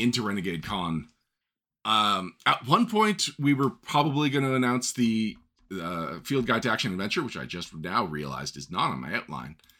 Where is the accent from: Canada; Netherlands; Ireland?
Canada; I'm Canadian